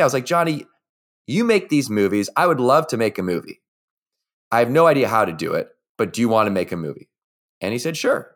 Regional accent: Victoria, British Columbia, Canada; I was, uh, growing up in Victoria, B C

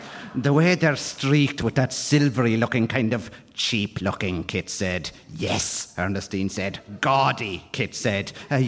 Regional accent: Ireland; when you're coming through as an Irish writer, when you start in your 20s, you look around, and it's a small, wet, tormented rock on the edge of the Atlantic.

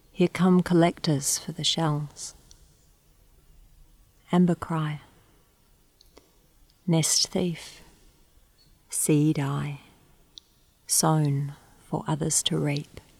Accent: New Zealand; also born or lived in Australia / Singapore; now in Canberra, Australia; I'm from Aotearoa, New Zealand, also from Australia, and recently I've arrived here from Singapore.

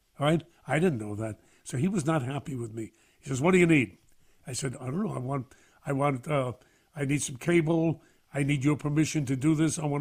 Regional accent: New York City, New York, United States; I'm a kid from Brooklyn

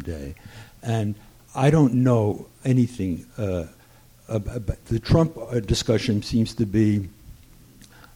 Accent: New Jersey, United States; I grew up in New Jersey near Fort Monmouth

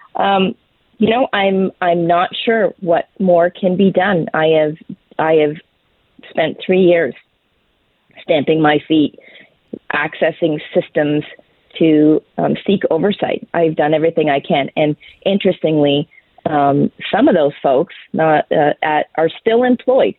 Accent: Canada

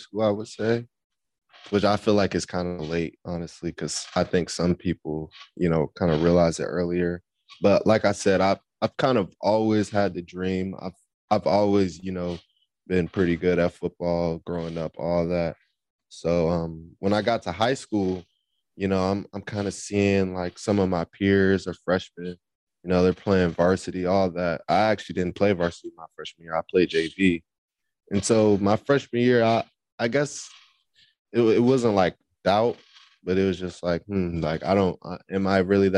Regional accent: Fort Washington, Maryland, United States; also born or lived in Charlotte, North Carolina; now in Chapel Hill, United States; I'm from Fort Washington, Maryland

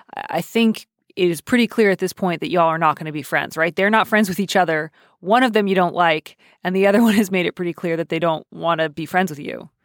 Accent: Midwest, United States; I am Midwestern

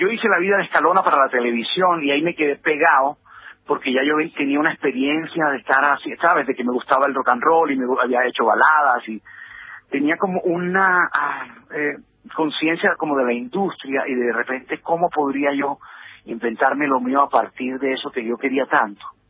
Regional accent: Colombia

